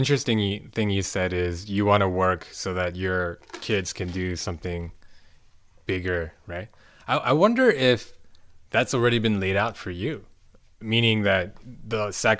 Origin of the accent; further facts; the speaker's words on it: United States; Like, we would find ways to support ourselves because we are American, right?